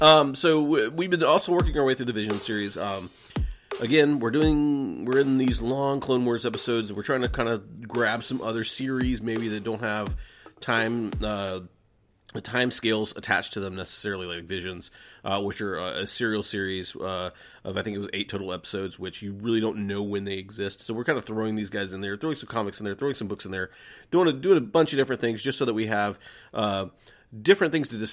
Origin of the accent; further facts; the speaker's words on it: Atlanta, Georgia, United States; All right, so growing up in Atlanta, Georgia, in the 80s and 90s, we had what was called Glow, which is Gorgeous Ladies of Wrestling